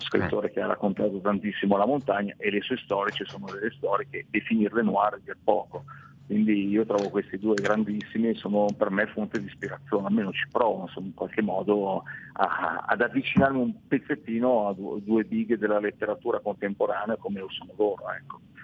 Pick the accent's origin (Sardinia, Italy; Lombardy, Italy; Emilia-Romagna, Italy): Lombardy, Italy; Milan; abitando a Milano, essendo di Milano